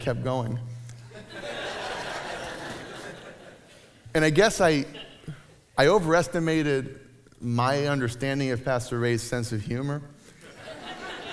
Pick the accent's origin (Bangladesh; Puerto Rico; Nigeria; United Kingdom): Puerto Rico; moved away; I grew up in Puerto Rico in the 80s and 90s